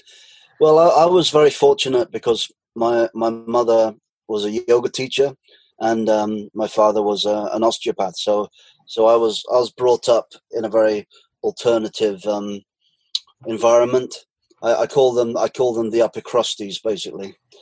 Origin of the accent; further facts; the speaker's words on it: Cheltenham, South West England, United Kingdom; born there; now in Glastonbury, United Kingdom; Well, I've lived in Glastonbury for 20 years. So I guess that's quite a massive part of my life. I was born in Cheltenham, Gloucestershire, 44 years ago